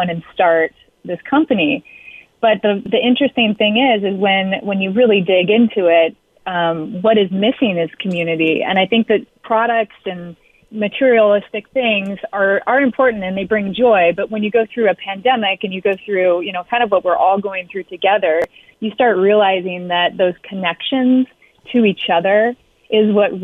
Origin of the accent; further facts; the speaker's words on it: Alaska, United States; I grew up here in Alaska